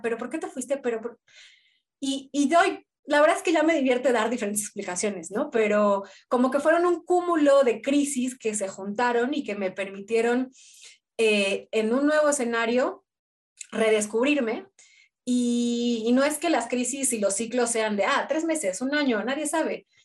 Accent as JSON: {"language": "Spanish", "region": "Mexico City", "country": "Mexico", "also_born_or_lived": "Buenos Aires", "moved": "as an adult", "said": "soy de la Ciudad de México, pero siempre viví una parte de, casas bajas, más"}